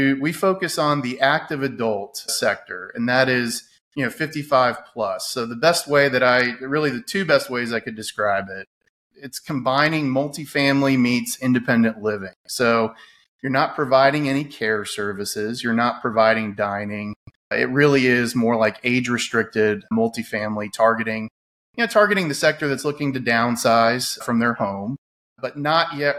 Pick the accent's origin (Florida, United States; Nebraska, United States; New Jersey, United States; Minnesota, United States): Florida, United States; Winter Park; moved away as an adult; now in Louisville, United States; Originally, I'm from the Orlando area, a little town called Winter Park